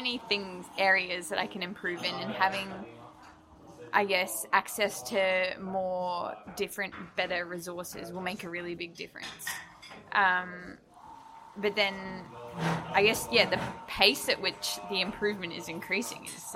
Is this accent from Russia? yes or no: no; New Zealand; moved away as an adult; also born or lived in Sydney, Australia / Melbourne, Australia; I was born in Sydney, and then when I was like 5 years old, my like parents and my brothers moved to New Zealand, and I lived there till I was 19, 20, and then I moved to Melbourne just by myself